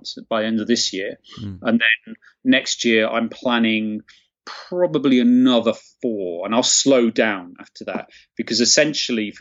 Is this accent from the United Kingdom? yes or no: yes; Nottingham, East Midlands, United Kingdom; I grew up in Nottingham, or near Nottingham.